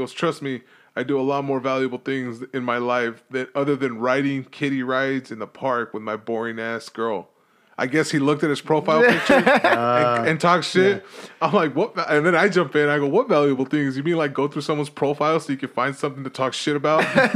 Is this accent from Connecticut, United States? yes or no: no; Los Angeles, California, United States; I'm from East